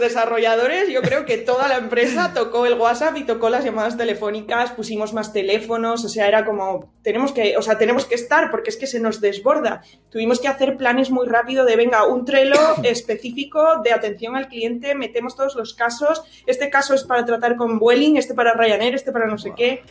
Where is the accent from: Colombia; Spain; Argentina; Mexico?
Spain; Santander, Cantabria; soy de Cantabria, soy de Santander.